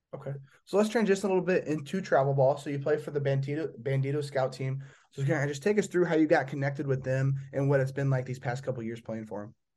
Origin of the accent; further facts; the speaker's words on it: Indiana, United States; I'm from Indiana